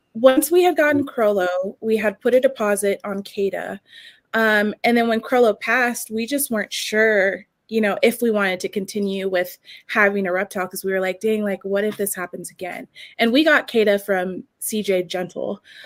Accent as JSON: {"language": "English", "town": "San Diego", "region": "California", "country": "United States", "moved": "yes", "lives_now": "Wyoming, United States", "said": "That's where I'm living like, right now. I'm from San Diego"}